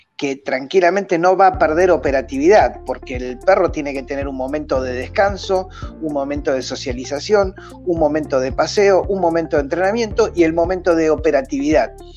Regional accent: Argentina; soy argentino, vivo en Buenos Aires

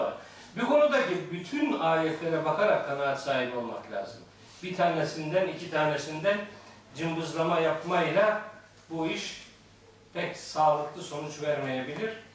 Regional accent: Black Sea Region, Turkey; Bizim Karadeniz'de

